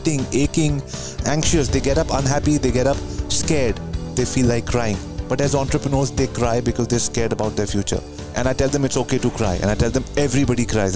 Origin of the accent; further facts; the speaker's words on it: New Delhi, Delhi, India; moved away as an adult; now in Vancouver, Canada; I grew up in New Delhi, India, and then many years later, moved to Vancouver, Canada